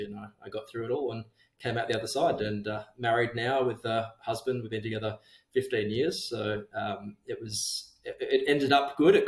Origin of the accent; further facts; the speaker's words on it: Geraldton, Western Australia, Australia; Growing up in Jero, kind of, it's like this weird middle